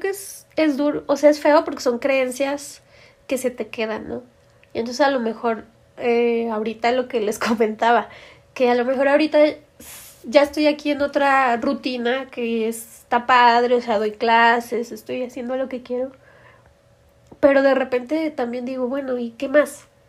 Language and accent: Spanish; Torreón, Coahuila, Mexico; moved away as an adult; now in Mexico City, Mexico; soy de Torreón